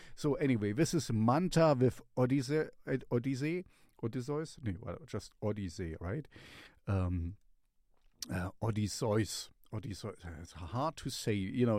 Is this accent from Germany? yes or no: yes; Germany; I'm from Germany. We are from Germany